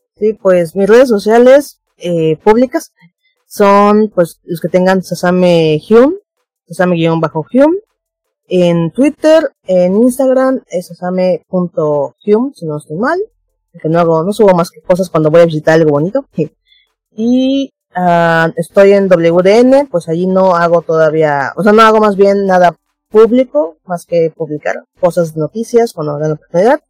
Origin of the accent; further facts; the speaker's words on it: Mérida, Yucatán, Mexico; yo soy de Yucatán, Mérida.